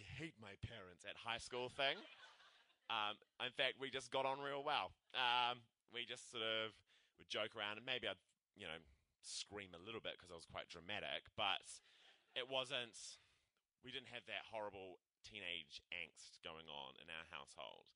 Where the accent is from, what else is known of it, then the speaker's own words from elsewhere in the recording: Christchurch, Canterbury, New Zealand; now in Auckland, New Zealand; I'm from Christchurch